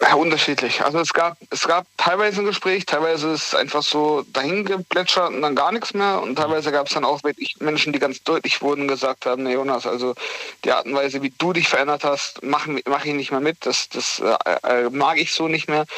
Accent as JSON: {"language": "German", "town": "Heidelberg", "region": "Baden-Württemberg", "country": "Germany", "tie": "born or raised there", "said": "weg von Heidelberg in eine neue Region, ähm, weg von meiner Heimat sozusagen, wo ich 21 Jahre dann zu dem Abschluss, wenn ich da fertig bin, 22 Jahre gelebt habe"}